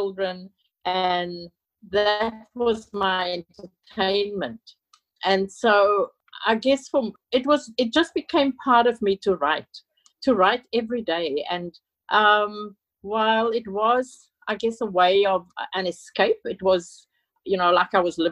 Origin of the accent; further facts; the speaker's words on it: Cape Town, Western Cape, South Africa; moved away as an adult; now in Sydney, Australia; I live in Sydney, Australia, but I was born in Cape Town, South Africa, and left with my husband and two young children in the 80s. I grew up in South Africa under apartheid